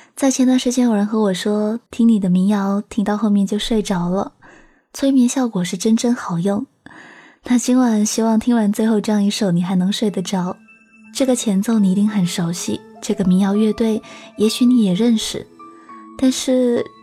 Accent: Guangdong, China; 那时候我刚回广东，我听不懂爸爸妈妈的粤语

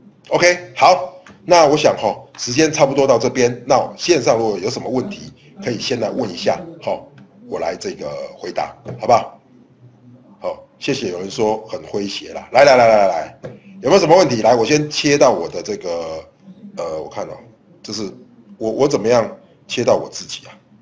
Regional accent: Taiwan; 对，我是台湾人，没有错，没有错，我是台湾人。

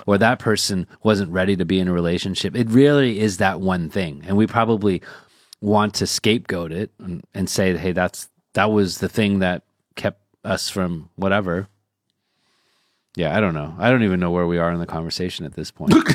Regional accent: United States; moved away; also born or lived in China; we're rooted in the U.S.

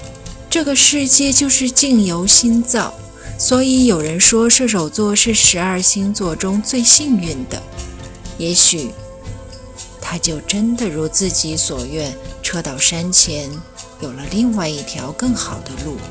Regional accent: Inner Mongolia, China; 在我的家乡内蒙古，骏马都是驰骋在草原上。

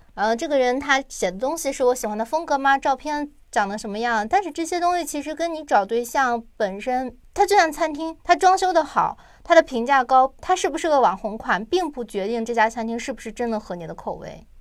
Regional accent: China; moved away as an adult; also born or lived in South Korea; 对于我们中国人来讲

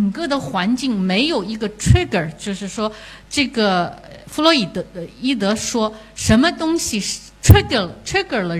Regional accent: China; 我作为一个中国人的我是什么样子？

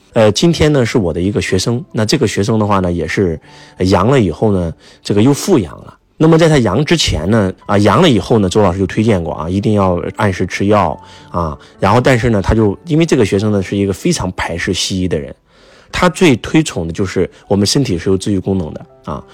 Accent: China; 我们中国人

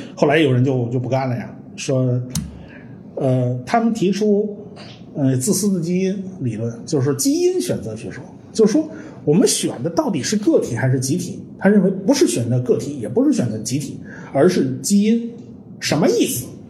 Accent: China; 其实我们中国人都懂

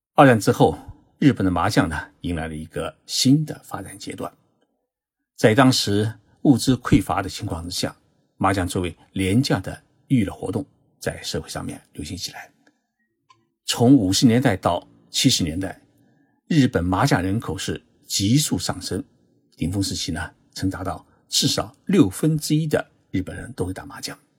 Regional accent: China; now in Tokyo, Japan; 我们中国人选数字，甚至发红包，都喜欢选六六八八这样的数字

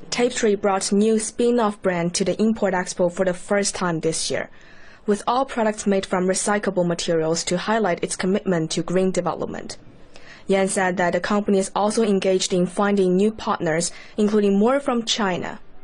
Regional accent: Gaza Strip, Palestine; born or raised there; moved away as an adult

